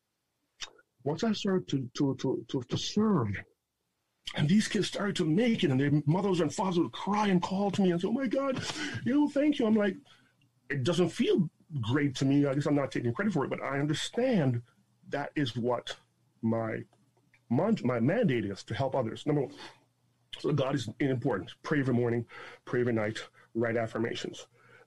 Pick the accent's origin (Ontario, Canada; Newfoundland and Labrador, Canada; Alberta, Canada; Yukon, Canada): Ontario, Canada; Toronto; also born or lived in Jamaica; I'm from Toronto, from Jane and Wilson, child farm kid